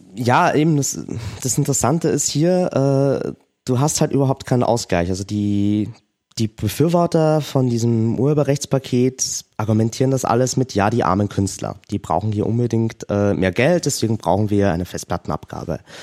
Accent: Austria; bei uns in Österreich

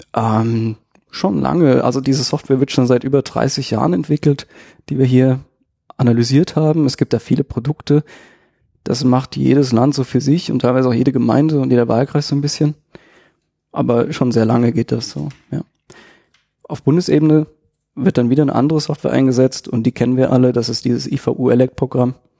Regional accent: Darmstadt, Hesse, Germany; ich bin ähm, aus Darmstadt, mache IT-Sicherheit so ein bisschen

